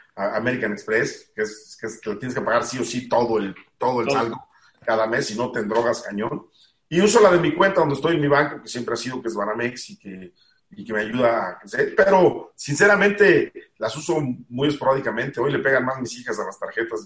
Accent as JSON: {"language": "Spanish", "country": "Mexico", "said": "he estado cumpliendo con los deberes como mexicano que uno tiene"}